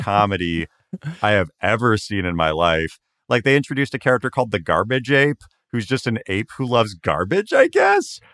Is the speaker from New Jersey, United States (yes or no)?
no; Washington, United States; I grew up around Washington State